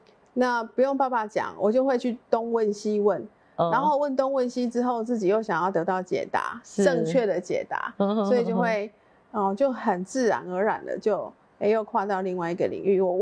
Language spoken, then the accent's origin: Chinese; Liuying, Tainan, Taiwan; 小时候是住在柳营